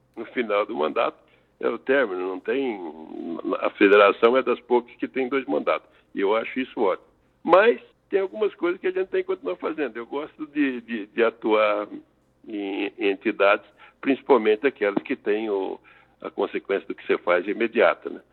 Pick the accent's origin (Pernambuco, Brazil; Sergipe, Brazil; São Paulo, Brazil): São Paulo, Brazil; now in Tangará da Serra, Brazil; o que de fato sou é paulista de origem, era agrônomo por formação, morador em Tangará da Serra desde 82